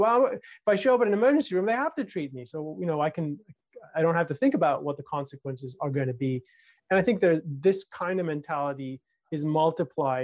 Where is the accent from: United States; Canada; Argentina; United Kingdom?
United Kingdom; when I was growing up in the United Kingdom, a very socialized and collectivized society